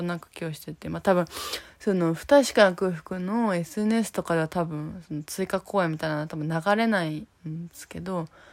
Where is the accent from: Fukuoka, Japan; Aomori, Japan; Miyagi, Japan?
Fukuoka, Japan; now in Tokyo, Japan; 私たちは福岡出身なんで